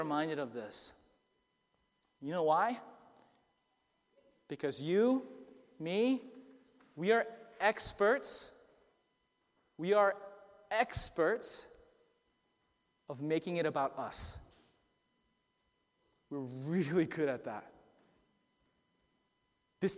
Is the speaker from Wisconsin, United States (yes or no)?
no; Boston, Massachusetts, United States; also born or lived in Lowell, Massachusetts; I grew up here in Boston. I was born and raised. I was born in Lowell General Hospital, 40 minutes from here. I've never left.